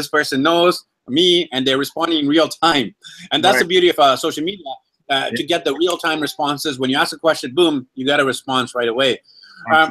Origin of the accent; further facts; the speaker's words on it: Vancouver, British Columbia, Canada; I'm actually from Vancouver